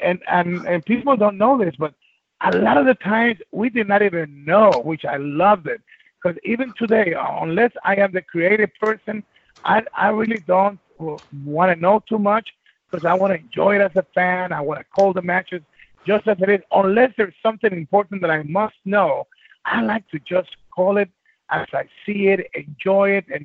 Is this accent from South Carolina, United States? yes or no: no; New York City, New York, United States; also born or lived in Guayaquil, Ecuador; I was brought here at 10 years old, and I grew up in the hard streets of the Bronx